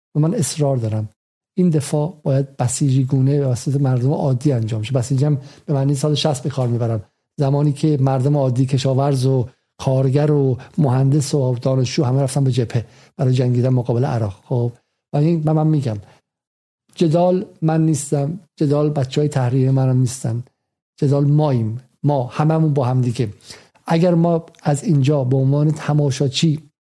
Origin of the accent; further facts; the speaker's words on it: Iran; moved away; ما ایرانیم